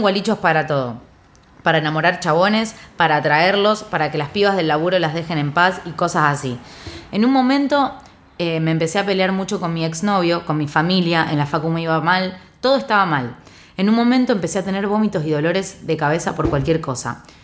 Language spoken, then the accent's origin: Spanish; Argentina; soy de Argentina